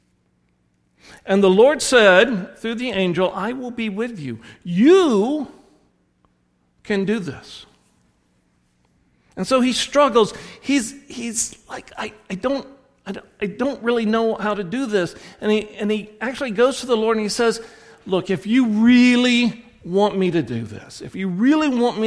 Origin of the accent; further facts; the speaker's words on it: the South, United States; accent: southern; my southern accent